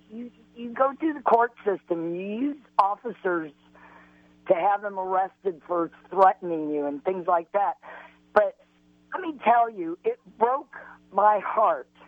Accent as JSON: {"language": "English", "region": "Illinois", "country": "United States", "tie": "born or raised there", "also_born_or_lived": "North Carolina / Arizona / California / Colorado", "said": "I'm, I was raised in Illinois, but I've lived in North Carolina, in Raleigh. I've lived in Tucson. I've lived in uh, Victorville, California."}